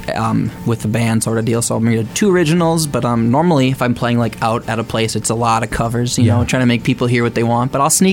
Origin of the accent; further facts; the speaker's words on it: Detroit Lakes, Minnesota, United States; apparently that's my hometown, too